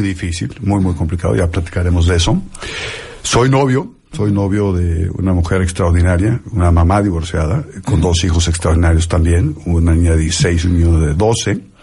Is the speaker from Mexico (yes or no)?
yes; Mexico; soy un mexicano que, que disfruta lo que hace, que, que ama a México